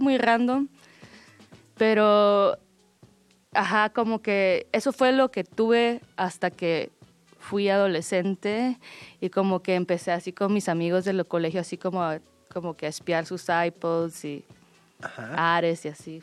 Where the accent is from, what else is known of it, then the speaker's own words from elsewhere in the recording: Guatemala; yo soy de Guatemala